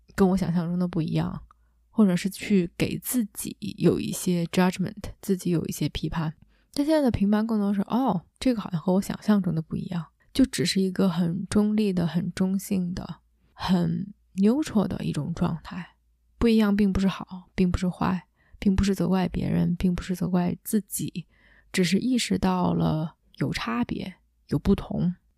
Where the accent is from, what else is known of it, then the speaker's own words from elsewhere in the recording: China; 我依然是一个母语非英语的亚洲的中国的女生，依然在 coach 群体里面是相对年轻的